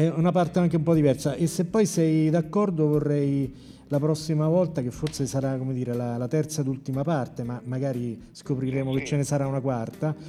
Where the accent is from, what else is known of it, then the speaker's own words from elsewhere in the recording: Norcia, Umbria, Italy; now in Rome, Italy; io sono umbro, però vengo da Norcia